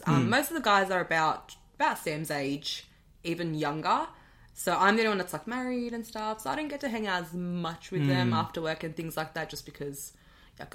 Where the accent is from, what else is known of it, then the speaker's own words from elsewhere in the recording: Australia; also born or lived in Bosnia / Germany; I was born 93 during the war, and I think my parents left around 94-95 to Germany. That's where we got our asylum, and then from Germany we came to Australia in 2000.